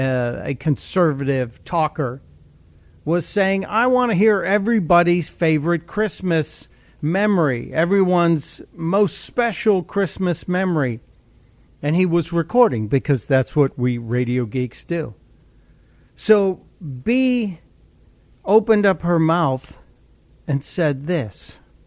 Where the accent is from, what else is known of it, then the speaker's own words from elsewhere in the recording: Chicago, Illinois, United States; and we grew up in Chicago